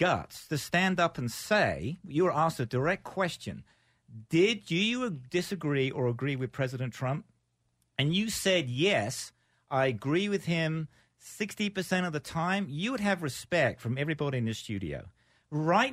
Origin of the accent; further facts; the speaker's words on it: United Kingdom; now in United States; I'm actually a Brit